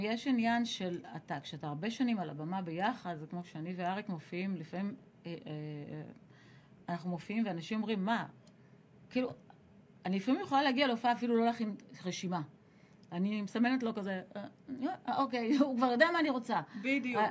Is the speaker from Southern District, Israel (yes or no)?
yes; Ashdod, Southern District, Israel; העשר השנים המשמעותיות שלי גדלתי באשדוד, כי זה עשר עד עשרים